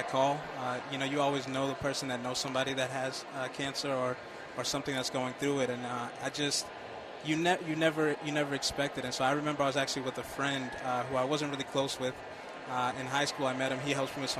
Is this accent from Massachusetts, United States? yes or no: yes; Boston, Massachusetts, United States; Born and raised in Boston.